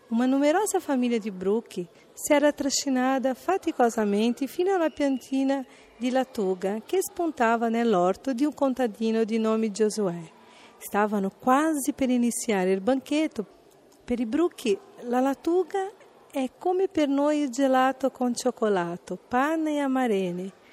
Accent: São Paulo, Brazil; Italian is a second language; now in Italy; sono brasiliana di San Paolo

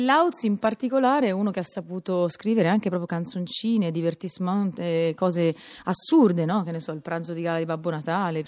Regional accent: Pisa, Tuscany, Italy; essendo io pisana

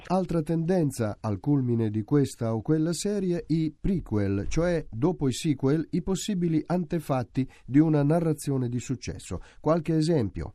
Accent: Sweden; moved away as an adult; now in Italy

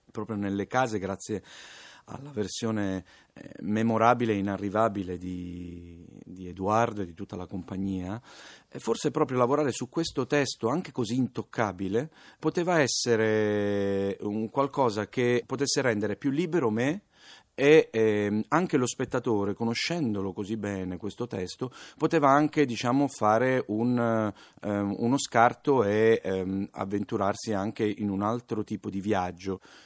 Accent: Palermo, Sicily, Italy; Sono palermitano

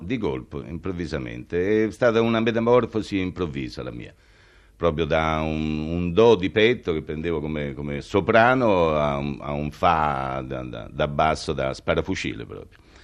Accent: Rome, Lazio, Italy; sono romano, nato a Roma

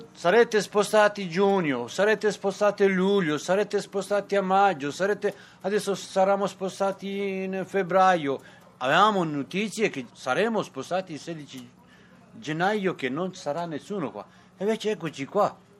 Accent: Montenegro; now in Rome, Italy; sono nato a Montenegro

